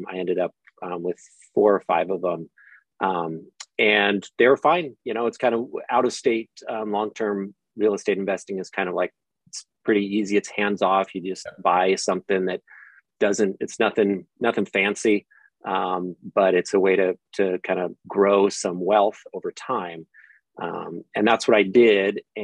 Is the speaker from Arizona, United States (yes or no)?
no; California, United States; as a Californian